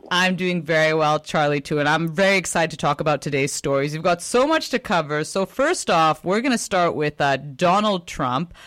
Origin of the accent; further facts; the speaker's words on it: Canada; as a Canadian